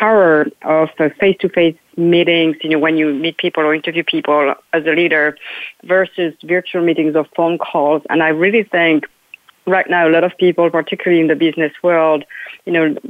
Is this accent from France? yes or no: yes; France; now in United States; I'm from France originally.